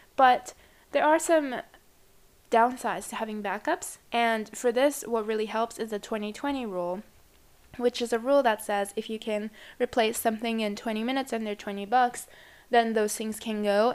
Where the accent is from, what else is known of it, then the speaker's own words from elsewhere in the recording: Japan; I come from Japan.